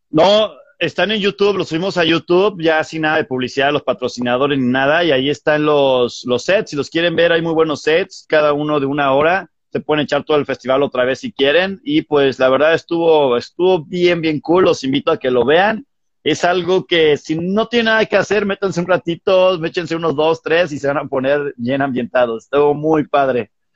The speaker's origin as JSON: {"language": "Spanish", "town": "Irapuato", "region": "Guanajuato", "country": "Mexico", "tie": "born or raised there", "said": "ahí yo nací, yo soy de Irapuato"}